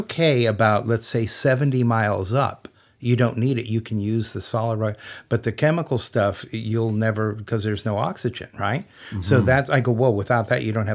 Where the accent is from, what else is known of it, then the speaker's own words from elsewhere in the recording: United States; I am an American.